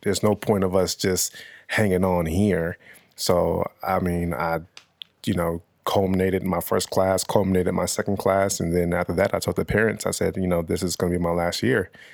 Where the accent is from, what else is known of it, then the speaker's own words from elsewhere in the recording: Nigeria; also born or lived in Los Angeles, California; me being Nigerian